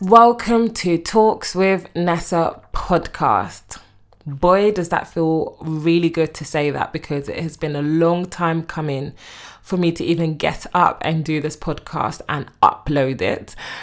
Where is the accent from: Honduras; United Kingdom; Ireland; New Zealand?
United Kingdom; also born or lived in Congo; I'm from the U K